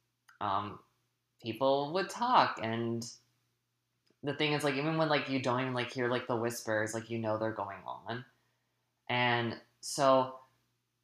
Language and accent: English; New Hampshire, United States; I grew up I grew up in New Hampshire in a small little town